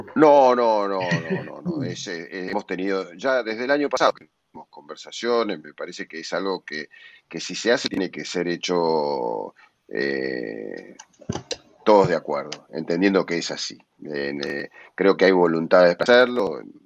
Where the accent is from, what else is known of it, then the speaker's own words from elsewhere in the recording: Argentina; como argentinos